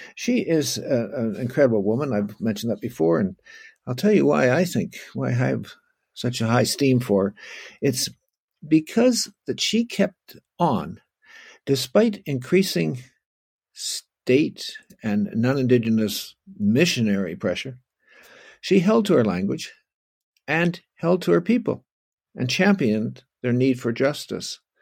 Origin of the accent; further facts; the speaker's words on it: Oakville, Ontario, Canada; I'm from Oakville, so actually I was raised on what was, in eighteen twenty, an Indian reserve